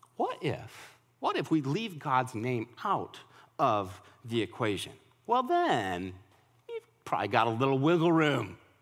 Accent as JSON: {"language": "English", "region": "Colorado", "country": "United States", "moved": "yes", "lives_now": "Nashville, United States", "said": "I'm from Colorado."}